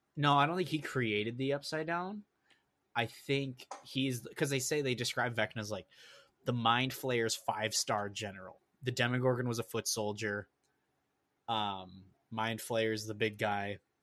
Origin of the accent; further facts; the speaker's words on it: Minnesota, United States; also born or lived in Wisconsin; we grew up in Minnesota